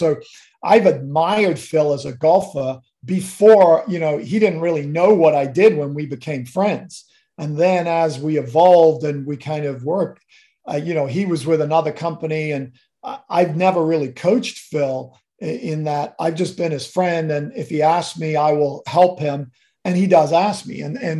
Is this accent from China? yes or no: no; Kenya; You know, growing up in Kenya as a kid, my dad used to take me to these watering holes on Saturday mornings, jump in the truck and Land Rover and go out into a safari park.